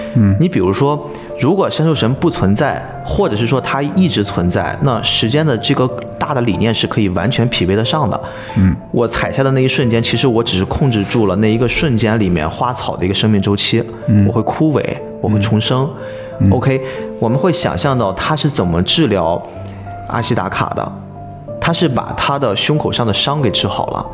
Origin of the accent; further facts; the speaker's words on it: China; 我们中国人